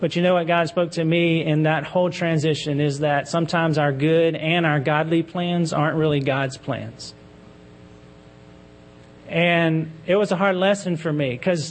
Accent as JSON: {"language": "English", "town": "Baton Rouge", "region": "Louisiana", "country": "United States", "tie": "born or raised there", "moved": "as an adult", "said": "We had plans to move back to my hometown of Baton Rouge, where I'm from. I grew up in church there."}